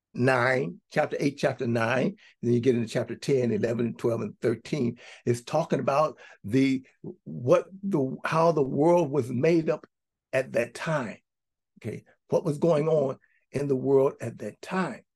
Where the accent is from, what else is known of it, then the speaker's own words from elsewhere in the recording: United States; we grew up for us in the United States of America. We grew up here